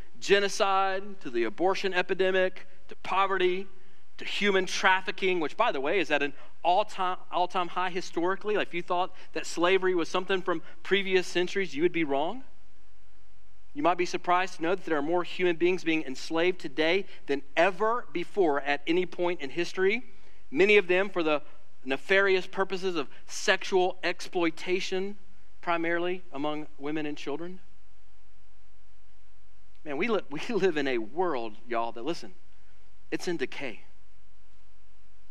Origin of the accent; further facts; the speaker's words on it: Alabama, United States; I'm from Alabama